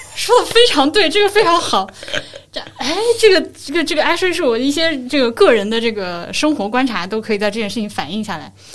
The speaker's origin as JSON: {"language": "Chinese", "region": "Hubei", "country": "China", "tie": "born or raised there", "said": "我是湖北的学生嘛，嗯。而且是湖北小城市的学生"}